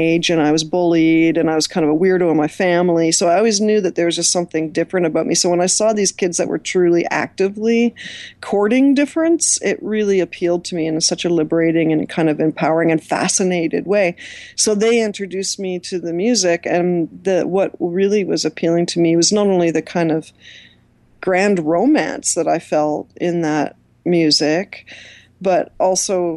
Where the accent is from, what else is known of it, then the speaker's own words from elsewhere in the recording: Toronto, Ontario, Canada; I grew up in Scarborough